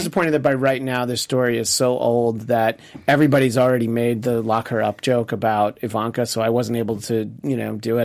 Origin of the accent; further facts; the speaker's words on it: United States; as an American